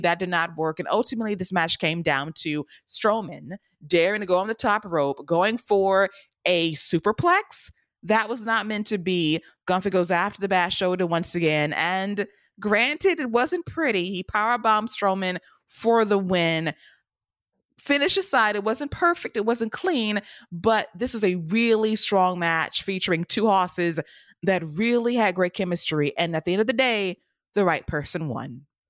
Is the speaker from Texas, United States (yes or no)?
no; Atlanta, Georgia, United States; Center Stage in Atlanta? Can we go to my hometown